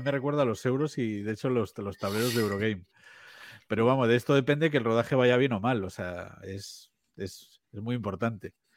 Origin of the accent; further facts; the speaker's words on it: Vigo, Galicia, Spain; now in A Coruña, Spain; como aquí en, Galicia, eh, yo, yo soy de Vigo